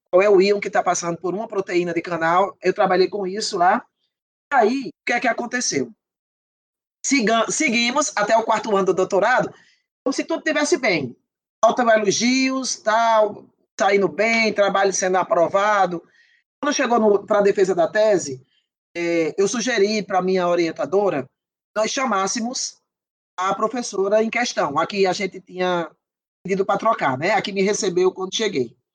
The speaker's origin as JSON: {"language": "Portuguese", "region": "Northeast Region", "country": "Brazil", "said": "eles têm uma, uma ideia de que nós que somos do Nordeste, nós não temos cérebro e que nós não temos sinapses, nós não podemos ter"}